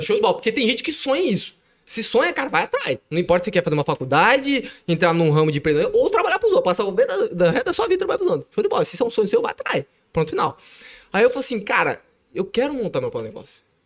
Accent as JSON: {"language": "Portuguese", "town": "Ribeirão Preto", "region": "São Paulo", "country": "Brazil", "tie": "born or raised there", "moved": "yes", "lives_now": "Ibitinga, Brazil", "said": "Eu, eu nasci em Ribeirão Preto, nasci em Ribeirão Preto"}